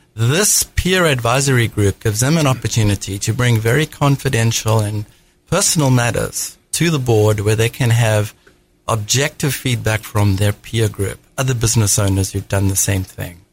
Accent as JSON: {"language": "English", "country": "South Africa", "accent": "South African", "moved": "as an adult", "lives_now": "United States", "said": "I hail from South Africa. That's the accent. Uh, I came over when I was 27 in the United States."}